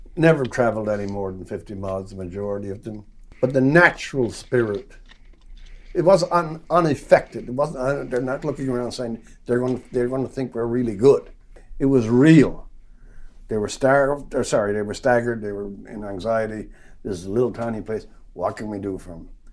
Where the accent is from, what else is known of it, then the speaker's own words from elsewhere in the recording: Newfoundland and Labrador, Canada; I'm from Newfoundland